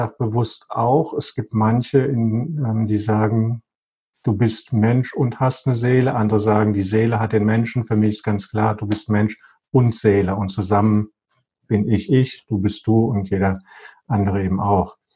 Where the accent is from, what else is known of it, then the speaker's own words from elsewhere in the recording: Bremen, Germany; born there; geboren in Bremen, bla bla bla bla bla.